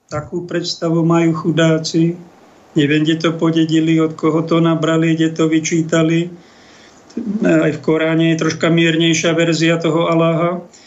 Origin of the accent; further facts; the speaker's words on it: Slovakia; my sme takí Slováci citliví ľudia